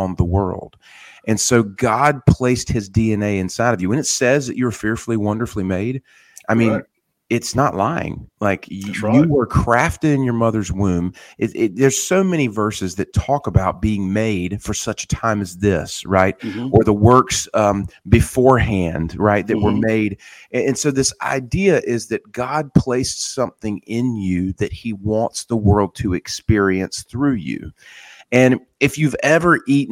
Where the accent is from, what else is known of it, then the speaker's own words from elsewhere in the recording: Wilmington, North Carolina, United States; moving to my hometown of Wilmington